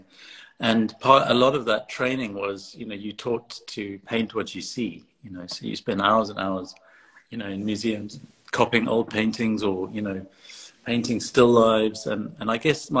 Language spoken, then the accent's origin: English; Cape Town, Western Cape, South Africa; moved away as an adult; also born or lived in London / Johannesburg; now in United Kingdom; I grew up in Cape Town, and I left to study in London in 1996. And I've been more or less based in the UK since then